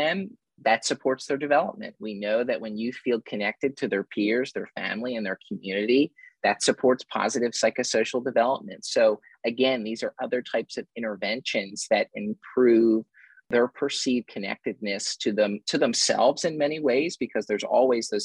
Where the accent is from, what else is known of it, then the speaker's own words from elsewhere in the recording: Philadelphia, Pennsylvania, United States; I'm from Philadelphia